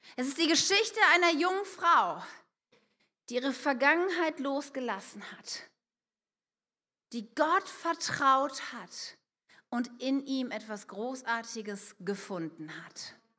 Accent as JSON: {"language": "German", "town": "Wuppertal", "region": "North Rhine-Westphalia", "country": "Germany", "moved": "as an adult", "lives_now": "Wunstorf, Germany", "said": "ich komme aus einer Großstadt, ich komme aus Wuppertal"}